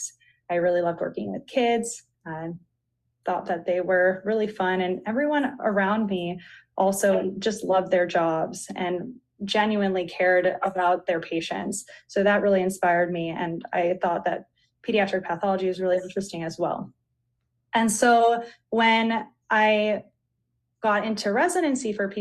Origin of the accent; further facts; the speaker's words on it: Florida, United States; moved away as an adult; also born or lived in Grenada / Miami, Florida; now in North Carolina, United States; I'm originally from Florida